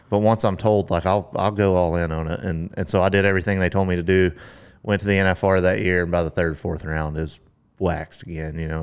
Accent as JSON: {"language": "English", "town": "Carthage", "region": "Texas", "country": "United States", "tie": "born or raised there", "lives_now": "Granbury, United States", "said": "I grew up in East Texas, uh, Carthage, Texas"}